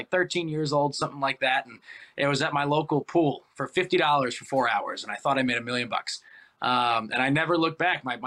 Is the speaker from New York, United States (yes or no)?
no; Baltimore, Maryland, United States; moved away as an adult; also born or lived in Virginia; now in North Carolina, United States; I'm from Baltimore originally